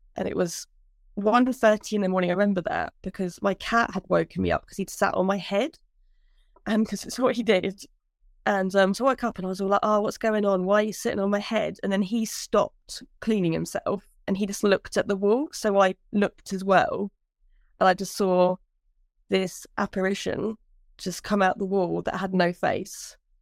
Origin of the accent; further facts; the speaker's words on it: Brampton, United Kingdom; now in Huntingdon, United Kingdom; I actually live in Huntingdale, but I grew up in Brampton.